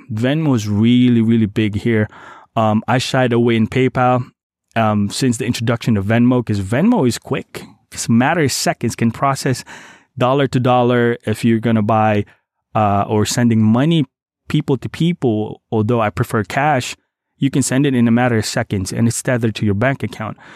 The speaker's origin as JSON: {"language": "English", "town": "Davao City", "region": "Davao Region", "country": "Philippines", "tie": "born or raised there", "moved": "yes", "said": "my hometown, Davao City"}